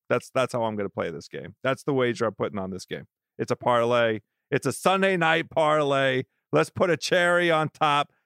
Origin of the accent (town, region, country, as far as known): Washington, District of Columbia, United States; born or raised there